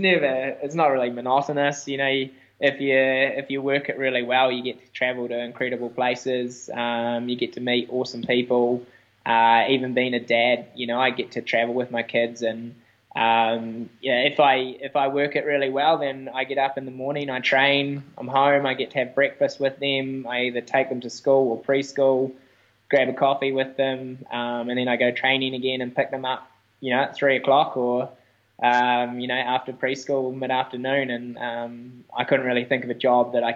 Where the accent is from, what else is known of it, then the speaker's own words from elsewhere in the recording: Wanaka, Otago, New Zealand; In my hometown